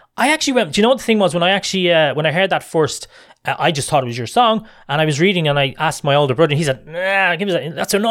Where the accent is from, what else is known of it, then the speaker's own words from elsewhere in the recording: Ireland; being an Irishman